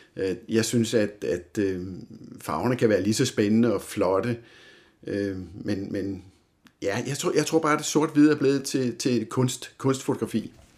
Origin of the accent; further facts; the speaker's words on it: Humlebæk, Capital Region of Denmark, Denmark; also born or lived in Helsingør; jeg bor her i Torbenvangen, som jeg har gjort det meste af mit liv. Øh, jeg er født i Helsingør, øh, men blev fragtet hjem her til Torbenvangen